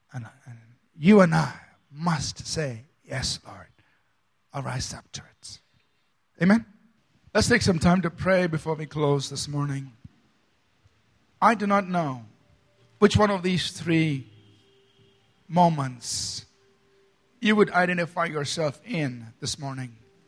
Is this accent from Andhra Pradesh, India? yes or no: no; Bangalore, Karnataka, India; I was born in Bangalore. I grew up in Bangalore. I live in Bangalore. I will die in Bangalore.